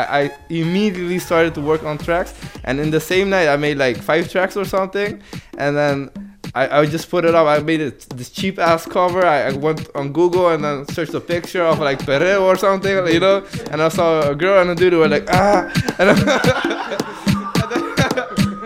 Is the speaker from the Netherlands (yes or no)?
yes; Netherlands; I'm from Holland